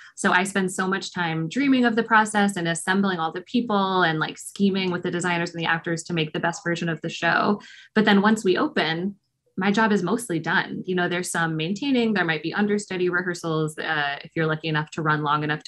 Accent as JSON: {"language": "English", "town": "Austin", "region": "Texas", "country": "United States", "tie": "born or raised there", "said": "I'm from Austin. I went to Kiker Elementary. I grew up in Circle C in South Austin"}